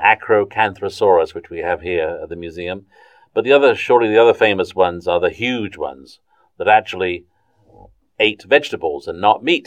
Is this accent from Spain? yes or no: no; southern England, United Kingdom; also born or lived in Suez Canal Zone, Egypt; now in North Carolina, United States; I grew up in southern England